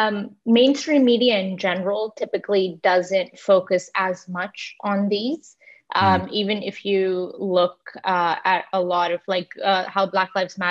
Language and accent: English; Toronto, Ontario, Canada; also born or lived in India / Dubai, United Arab Emirates; now in New York, United States; I was born in India and I grew up between Dubai and Toronto, and I did my undergrad in Toronto in journalism from the University of Toronto.